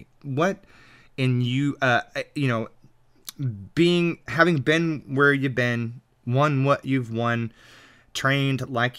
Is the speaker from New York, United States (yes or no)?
no; Texas, United States; moved away; I'm originally from Texas, so I get to claim relation there.